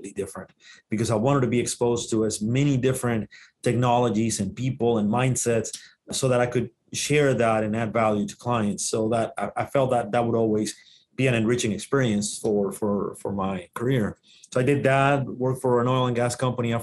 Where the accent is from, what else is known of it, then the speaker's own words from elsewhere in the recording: Dominican Republic; first language Spanish; English is a second language; moved away; I'm originally from the Dominican Republic. That's where the accent comes. Native language is Spanish.